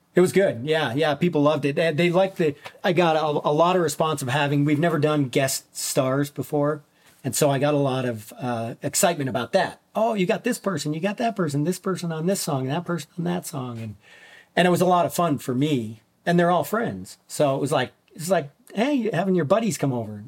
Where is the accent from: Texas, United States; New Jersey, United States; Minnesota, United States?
Minnesota, United States; as a child I grew up in Minnesota uh-huh. um, in, in, way up near the Canadian border small mining town